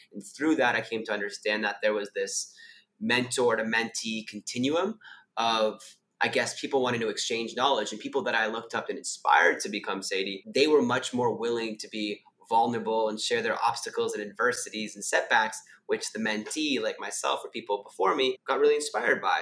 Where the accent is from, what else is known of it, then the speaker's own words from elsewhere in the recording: Canada; moved away as an adult; now in Sydney, Australia; I'm originally from Canada. I now live in Sydney, Australia.